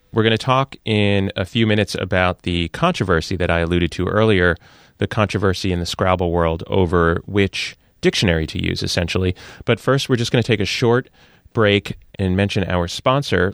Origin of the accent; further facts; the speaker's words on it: New York area, United States; sports talk shout fests that I grew up on in the New York area as a Yankees fan